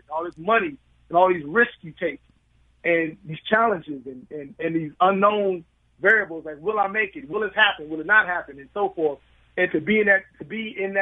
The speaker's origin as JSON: {"language": "English", "town": "Chicago", "region": "Illinois", "country": "United States", "tie": "born or raised there", "said": "I'm from West Pullman Park"}